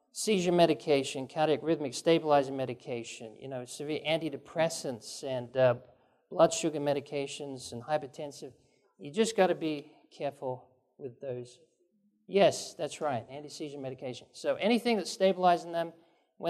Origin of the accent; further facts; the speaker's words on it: England, United Kingdom; moved away; also born or lived in Japan; grew up in England, and I grew up on green tea. And I lived in Japan